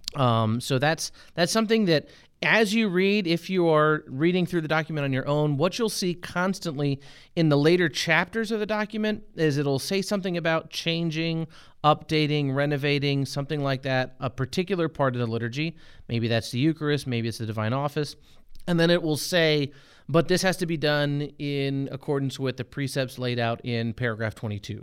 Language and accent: English; United States; as an American, having grown up in the, in the church in America